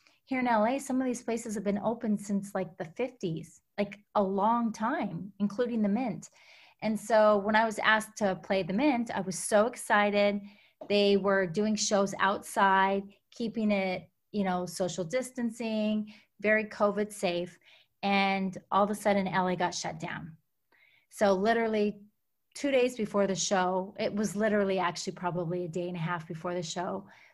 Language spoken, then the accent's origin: English; Alberta, Canada; I was born and raised up in Canada, on a farm up in Alberta, Canada. So small town.